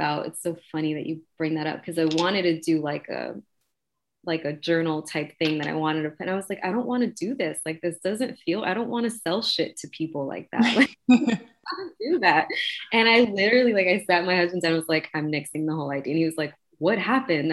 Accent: New York City, New York, United States; I was raised in Queensbridge, I was raised in the projects.

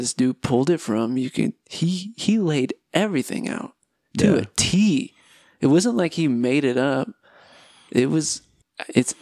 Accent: California, United States; now in Utah, United States; I'm from California

